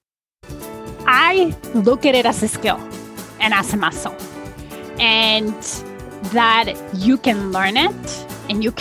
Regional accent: Poland; now in Toronto, Canada; I was born and raised in Poland

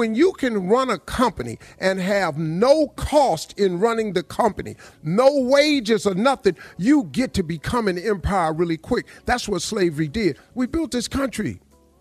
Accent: Welch, West Virginia, United States; I grew up in Welch, West Virginia.

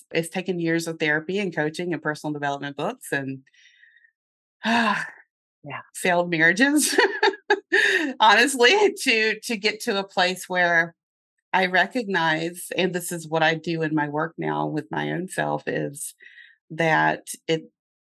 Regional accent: North Carolina, United States; accent: Southern; now in Lancaster, United States; I have a little bit of a Southern accent remaining from growing up in North Carolina

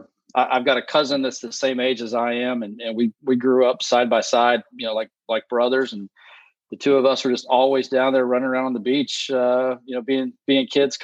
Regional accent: Round Rock, Texas, United States; now in Rockport, United States; So I grew up in the Austin area, kind of North Austin.

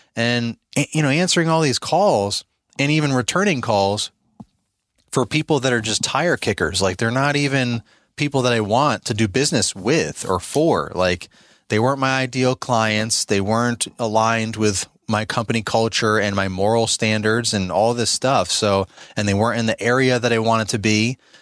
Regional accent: New York, United States; now in Virginia, United States; I'm originally from New York State, and now I live in Virginia

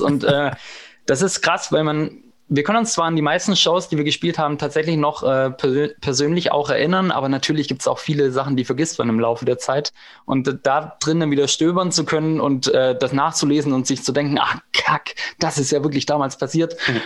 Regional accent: Eislingen, Baden-Württemberg, Germany; wir sind ja jetzt nicht in Berlin-Kreuzberg oder in ähm, Hamburg-St. Pauli groß geworden, wo es halt eine große Punkrock-Szene gab. Wir kommen aus Eislingen, äh, äh Eislingen an der Filz, aus der Provinz äh, im Schwabenland

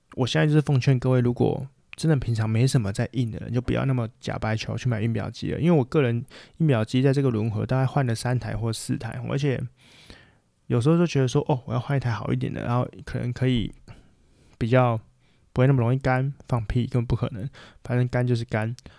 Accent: Taiwan; 我们台湾人就最爱打架了嘛

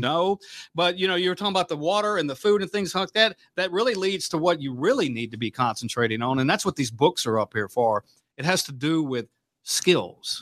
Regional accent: Mississippi, Louisiana, United States; now in Omaha, United States; I grew up in Hurricane Country, you know, Louisiana, Mississippi.

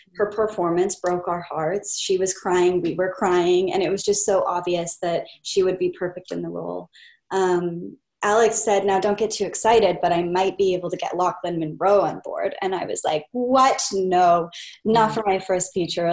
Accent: Kelowna, British Columbia, Canada; moved away; this was actually shot in my hometown which is Kelowna BC

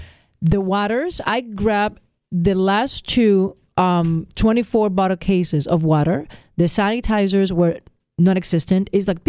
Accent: Puerto Rico; moved away; I'm blessed as a Puerto Rican to be an American citizen.

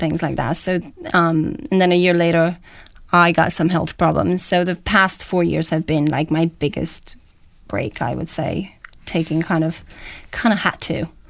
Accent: Romania; moved away as an adult; also born or lived in Boston, United States; now in London, United Kingdom; I was born and raised in Romania. Left uh, when I was about 20

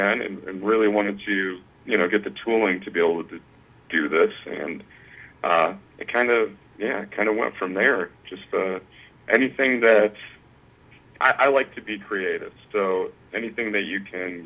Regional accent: Bellevue, Ohio, United States; I am from a small town in Ohio, which there's plenty of them here. Bellevue, very small town

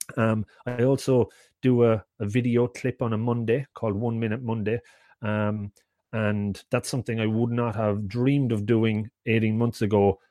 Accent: Ireland; I'm from Ireland

